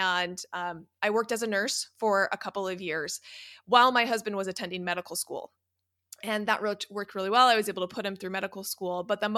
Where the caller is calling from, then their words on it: California, United States; I'm in Southern California, about 10 minutes from Disneyland.